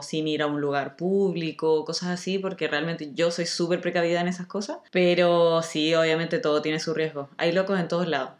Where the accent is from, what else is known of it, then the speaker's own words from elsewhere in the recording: Chile; now in Spain; somos todos chilenos